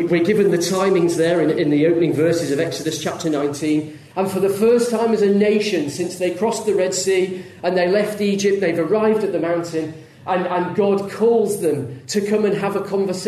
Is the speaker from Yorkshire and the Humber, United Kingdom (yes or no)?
yes; Leeds, Yorkshire and the Humber, United Kingdom; I grew up in Leeds, not far from Leeds